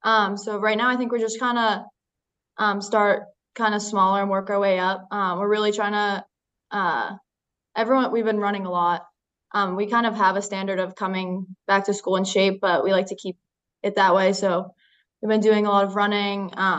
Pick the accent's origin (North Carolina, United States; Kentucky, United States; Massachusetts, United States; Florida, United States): Massachusetts, United States; Duxbury; also born or lived in Marshfield, Massachusetts; I am from Duxbury, Massachusetts.